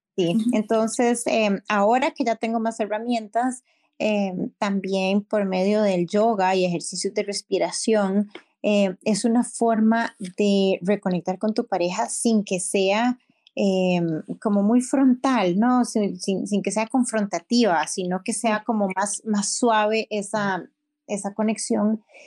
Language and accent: Spanish; Costa Rica; yo soy de Costa Rica